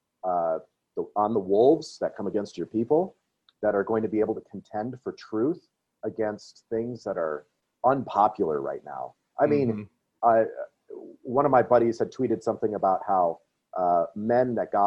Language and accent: English; Wisconsin, United States; I grew up in Wisconsin